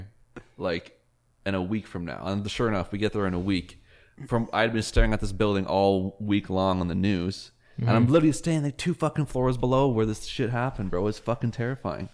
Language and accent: English; Canada; I'm from Canada